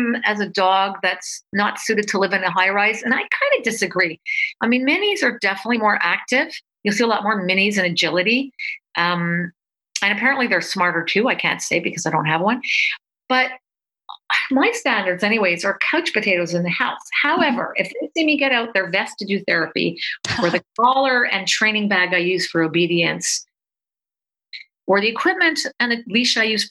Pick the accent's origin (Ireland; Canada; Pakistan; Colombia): Canada; I'm Canadian